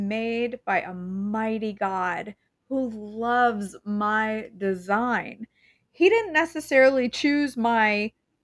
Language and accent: English; Maine, United States; I'm from Maine